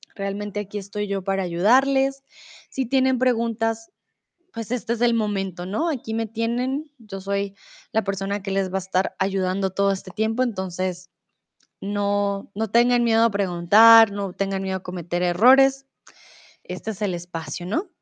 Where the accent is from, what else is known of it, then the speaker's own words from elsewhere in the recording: Colombia; now in Germany; soy de Colombia, comúnmente vivo en Alemania y ahora estoy en México